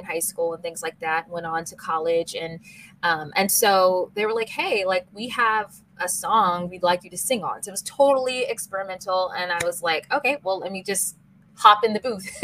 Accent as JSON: {"language": "English", "town": "Seattle", "region": "Washington", "country": "United States", "tie": "born or raised there", "said": "my hometown of Seattle, Washington"}